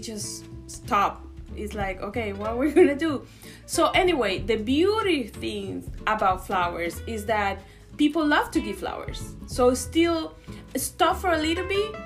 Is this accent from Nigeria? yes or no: no; Venezuela; moved away as an adult; now in Houston, United States; I'm from Venezuela originally. But I've been here in Houston for 17 years.